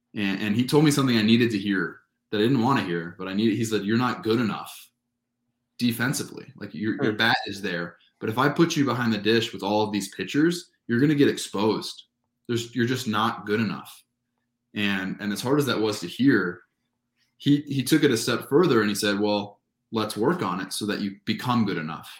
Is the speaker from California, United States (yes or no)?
yes; Southern California, United States; moved away as an adult; I grew up in Southern California where there's just great amateur baseball